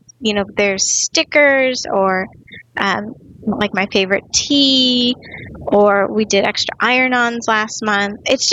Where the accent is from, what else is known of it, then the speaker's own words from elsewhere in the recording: North Dakota, United States; moved away as an adult; also born or lived in Silicon Valley; So I grew up in North Dakota